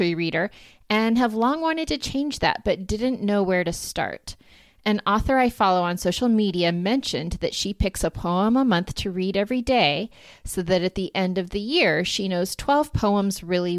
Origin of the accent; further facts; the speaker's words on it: New England, United States; I'm from New England